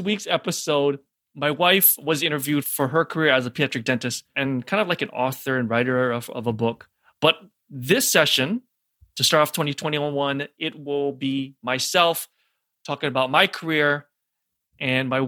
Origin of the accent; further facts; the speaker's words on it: Hawaii, United States; moved away as an adult; also born or lived in St. Louis / Denver / New York; my background is born and raised in Hawaii.